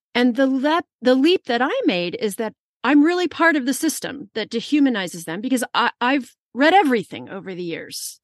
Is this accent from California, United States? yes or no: yes; California, United States; I'm from California